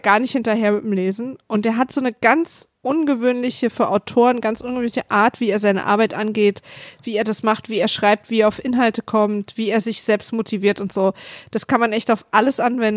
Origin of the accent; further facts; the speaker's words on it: Berlin, Germany; als Berliner